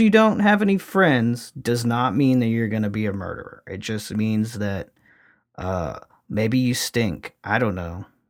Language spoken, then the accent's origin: English; Louisiana, United States; my home state, actually, of Louisiana